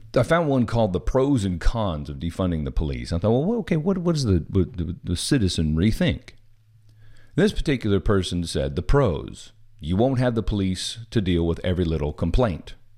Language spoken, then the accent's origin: English; Missouri, United States; moved away; I am originally from Missouri